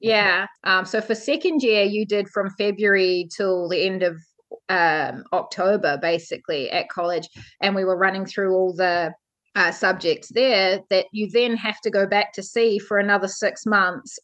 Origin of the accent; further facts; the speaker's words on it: New Zealand; I'm from New Zealand. I grew up on a farm.